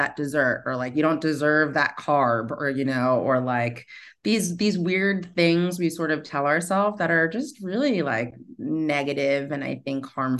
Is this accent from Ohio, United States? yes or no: no; New York City, New York, United States; especially as like a New Yorker where, you know, like we live to work.